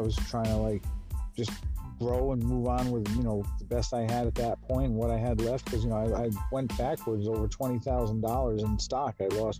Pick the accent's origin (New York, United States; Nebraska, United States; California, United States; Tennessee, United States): New York, United States; New York City; now in Poughquag, United States; I was born in the Bronx, New York.